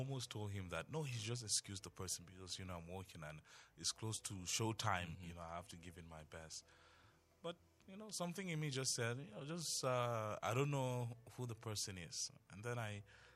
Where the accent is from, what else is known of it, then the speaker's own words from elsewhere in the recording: Tarok, Plateau, Nigeria; first language Tarok; English is a second language; how progressive my native tongue is